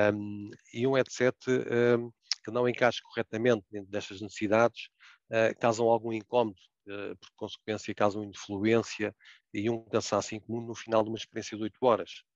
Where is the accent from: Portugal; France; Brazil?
Portugal; como português que somos